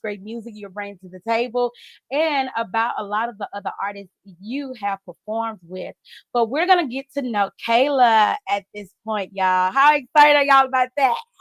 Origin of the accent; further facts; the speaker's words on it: Camden, Mississippi, United States; also born or lived in Jackson, Mississippi; I was born in Jackson, Mississippi, but raised in Camden, Mississippi